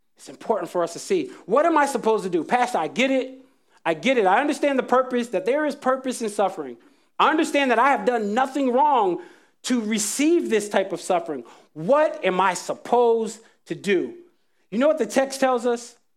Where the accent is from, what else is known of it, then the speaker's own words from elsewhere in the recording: Jacksonville, North Carolina, United States; When I was a kid, I was growing up in Jacksonville, North Carolina